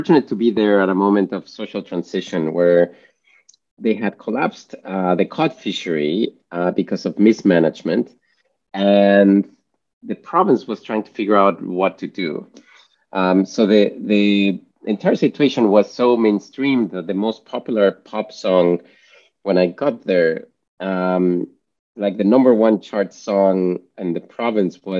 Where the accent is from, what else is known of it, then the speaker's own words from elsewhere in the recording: Mexico; moved away; I'm from Mexico originally